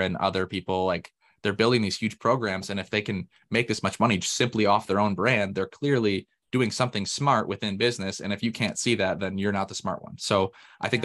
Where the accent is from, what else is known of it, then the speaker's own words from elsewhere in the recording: Michigan, United States; moved away; also born or lived in Indiana; I'm actually from Michigan originally